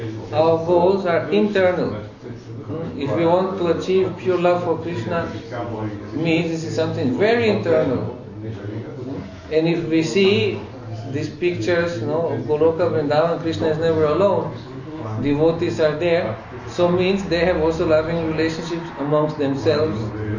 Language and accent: English; Berlin, Germany; You see, I came from Berlin, I lived in Berlin several years, so for us we always wanted to preach.